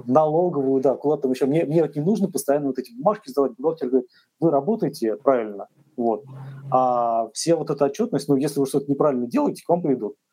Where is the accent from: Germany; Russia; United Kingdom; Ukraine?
Russia